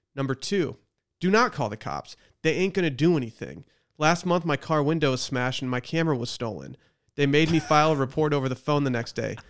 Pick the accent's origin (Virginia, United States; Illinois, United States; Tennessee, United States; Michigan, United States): Michigan, United States; Harbor Springs; born or raised there